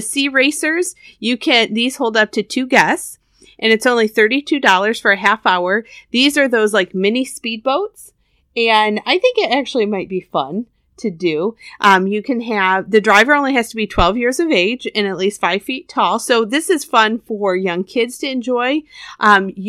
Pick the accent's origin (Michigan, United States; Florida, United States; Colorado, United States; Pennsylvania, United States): Michigan, United States; we're from Michigan